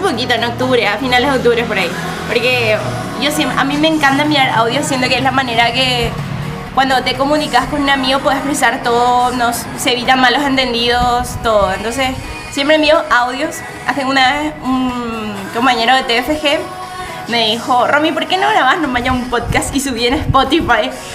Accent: Paraguay; somos paraguayos

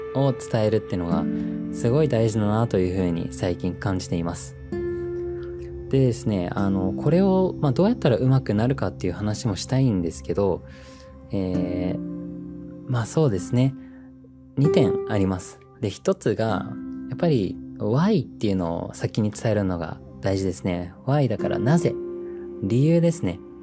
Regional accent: New Zealand; moved away as an adult; now in Japan; 僕はもともと自然豊かなニュージーランドという国で生まれ育って

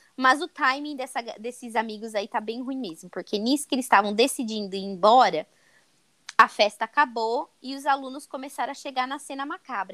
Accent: Brazil; Eu penso já como brasileira

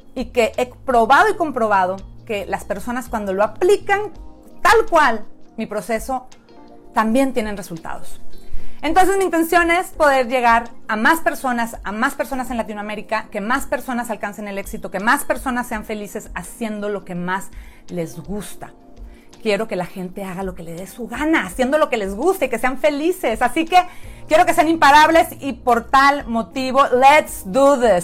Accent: Mexico; moved away as an adult; now in San Diego, United States; soy mexicana. Tengo ya Nueve, 10 años viviendo en San Diego, California

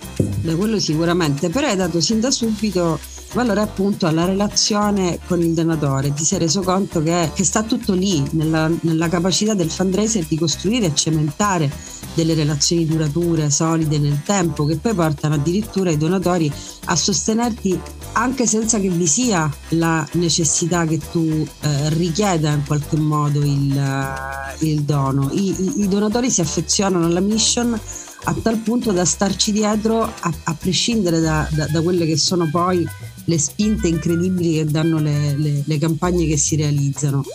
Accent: Messina, Sicily, Italy; sono messinese

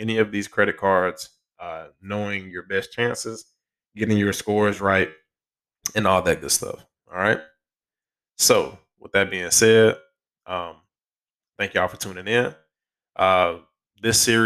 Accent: Alabama, United States; Alabama, shout out to my home state

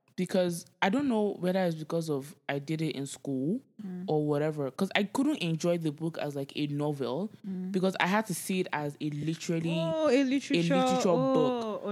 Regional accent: Nigeria; Growing up in Nigeria, generator, the whole process of...

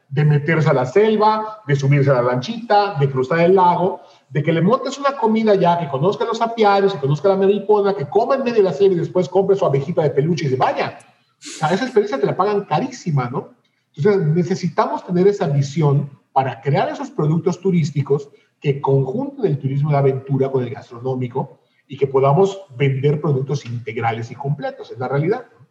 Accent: Yucatán, Mexico; tanto Eduardo como yo somos eh, yucatecos súper aferrados y súper orgullosos de nuestra tierra

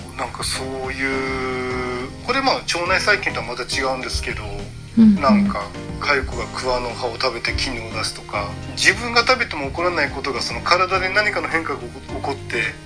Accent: Hiroshima, Japan; 僕広島県なんですけど

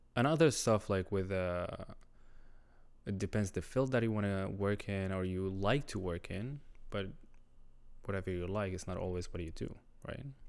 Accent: Syria; first language Arabic; English is a second language; moved away as an adult; now in Montreal, Canada; I'm Syrian. I just immigrated here, like, five years ago as a refugee because of the war.

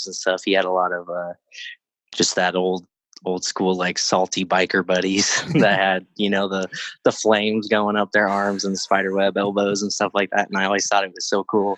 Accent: Crestline, California, United States; also born or lived in Yucaipa, California; now in Riverside, United States; I was raised in like Crestline

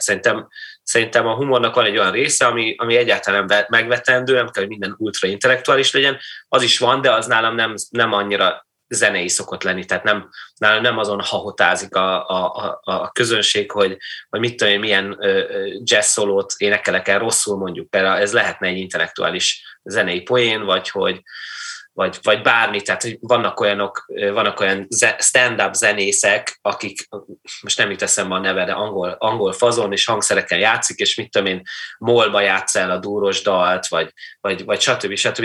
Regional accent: Kaiserslautern, Rhineland-Palatinate, Germany; moved away; én lényegében félig meddig a színházban nőttem föl, a Falc Theaterben, ami egy regionális, sőt, ilyen nemzet, nemzeti szinten is elég, elég, elég jól működő színház volt Kaiserslauternben

